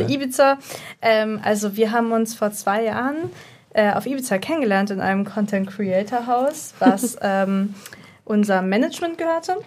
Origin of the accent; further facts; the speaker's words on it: Berlin, Germany; ich komme aus Berlin